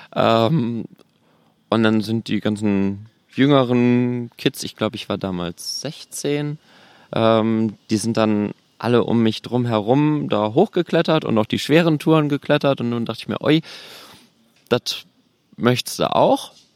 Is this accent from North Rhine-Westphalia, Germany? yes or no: yes; North Rhine-Westphalia, Germany; moved away as an adult; now in Berlin, Germany; gebürtig bin ich aus NRW